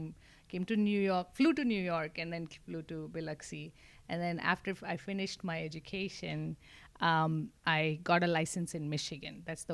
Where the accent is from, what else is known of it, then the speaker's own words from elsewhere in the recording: Mumbai, Maharashtra, India; moved away as an adult; also born or lived in Mangalore, India; now in Corpus Christi, United States; So Mangalore is where we are originally from. Okay. But I was raised in Mumbai.